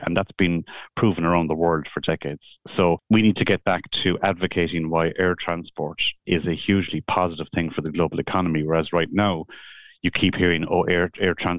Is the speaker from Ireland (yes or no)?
yes; Cork, Munster, Ireland; I grew up in Cork in a suburb called Bishopstown